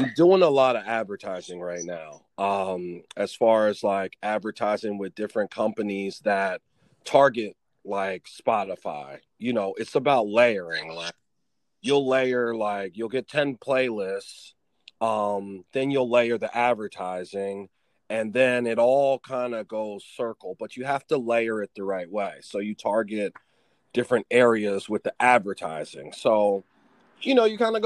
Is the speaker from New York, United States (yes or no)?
no; Philadelphia, Pennsylvania, United States; also born or lived in Stroudsburg, Pennsylvania / New Jersey; I'm from Philadelphia. I was born and raised there. I moved to the mountains of Pennsylvania, kind of like the suburbs of Philadelphia when I turned like 10.